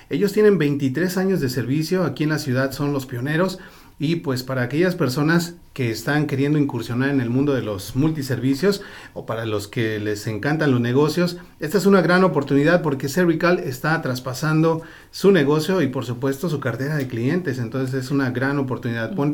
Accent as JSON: {"language": "Spanish", "region": "Guerrero", "country": "Mexico", "moved": "yes", "said": "Soy de Guerrero."}